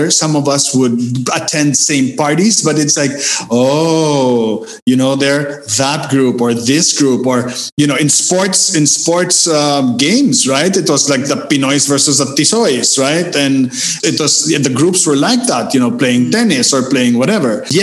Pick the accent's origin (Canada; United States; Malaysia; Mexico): Mexico; I grew up in Mexico as well.